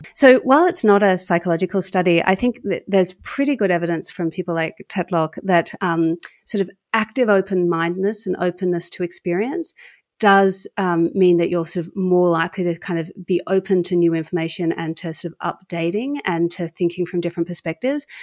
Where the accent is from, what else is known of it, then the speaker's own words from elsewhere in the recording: Australia; I was sort of captain of the Australian debating team